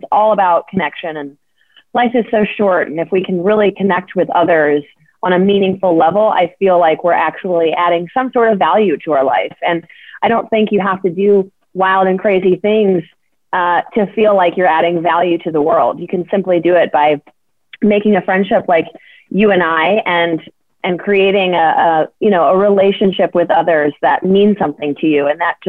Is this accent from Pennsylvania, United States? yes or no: no; Atlanta, Georgia, United States; Well, so I grew up in Atlanta. My family's from New Jersey, so I've got a combination of North and South in my blood.